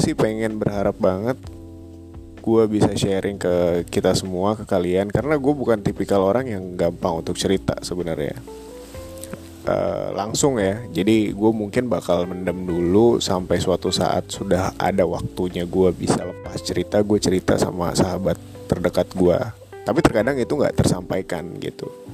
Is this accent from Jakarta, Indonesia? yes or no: yes; Jakarta, Indonesia; Gue asal Jakarta Lahir di Jakarta